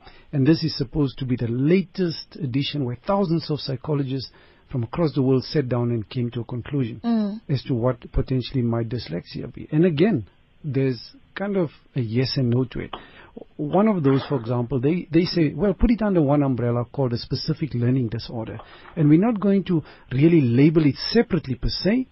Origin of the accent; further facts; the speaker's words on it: South Africa; a South African clinical psychologist